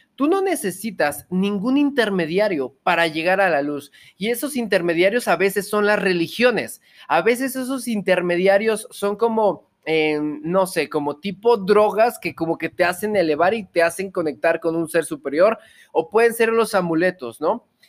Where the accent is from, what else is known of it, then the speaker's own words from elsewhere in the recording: Mexico; Yo soy mexicano de corazón